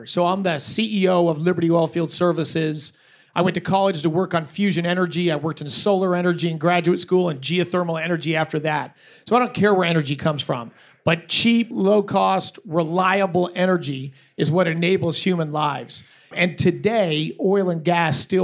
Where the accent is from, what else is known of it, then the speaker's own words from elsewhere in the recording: Colorado, United States; I'm a Coloradan, not a Texan. So I live in this state. I grew up in this state.